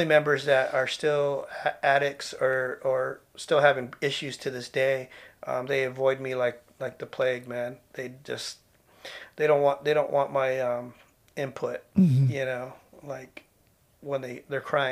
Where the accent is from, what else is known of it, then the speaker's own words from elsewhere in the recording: San Jose, California, United States; growing up in East San Jose during the 70s and 80s